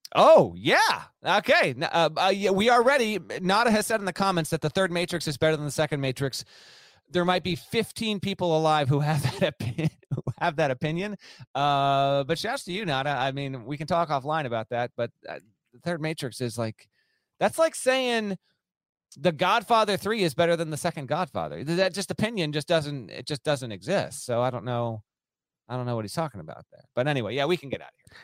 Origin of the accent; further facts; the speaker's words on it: Northeast, United States; I grew up in the Northeast